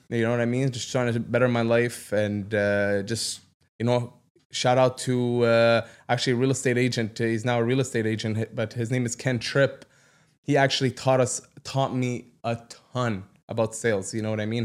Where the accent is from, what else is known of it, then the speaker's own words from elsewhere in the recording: Ottawa, Ontario, Canada; I grew up in Ottawa South